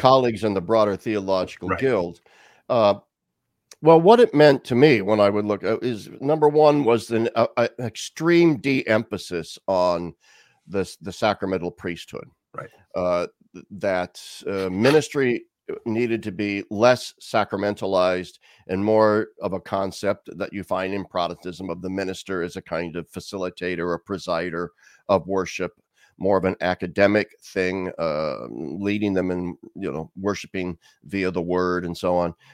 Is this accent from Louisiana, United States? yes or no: no; Lincoln, Nebraska, United States; I grew up in Lincoln, Nebraska.